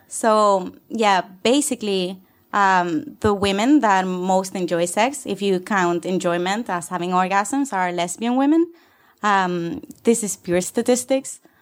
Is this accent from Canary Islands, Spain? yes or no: yes; Canary Islands, Spain; moved away as an adult; also born or lived in Barcelona, Spain; now in London, United Kingdom; I come from the Canary Islands